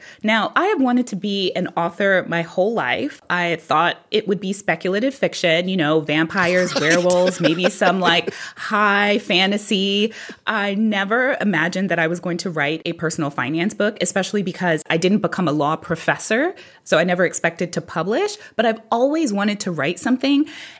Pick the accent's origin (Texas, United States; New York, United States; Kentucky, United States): New York, United States; New York City; I grew up in New York City